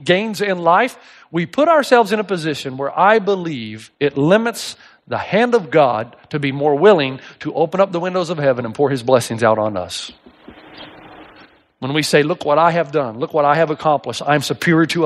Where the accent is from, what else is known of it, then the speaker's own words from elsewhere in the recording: East Tennessee, United States; I grew up in East Tennessee.